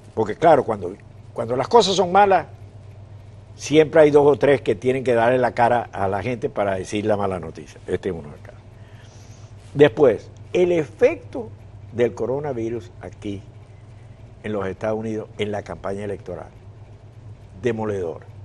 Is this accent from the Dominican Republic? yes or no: no; Venezuela; para los que somos o venimos de Venezuela